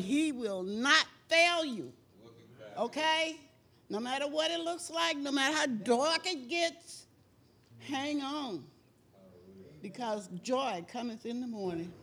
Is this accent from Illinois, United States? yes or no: no; Houston, Texas, United States; I'm from Houston, Texas